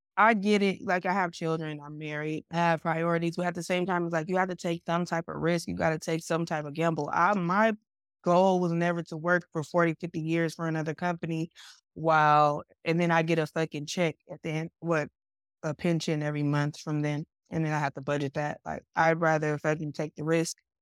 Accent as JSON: {"language": "English", "town": "Stockton", "region": "California", "country": "United States", "tie": "born or raised there", "also_born_or_lived": "Sacramento, California", "said": "I'm originally from Stockton, California, but Sacramento has been like my performance home."}